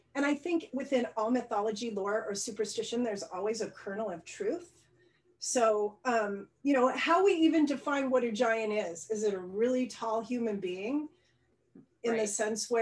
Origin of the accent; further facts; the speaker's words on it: rural Idaho, United States; I grew up in Idaho, rural Idaho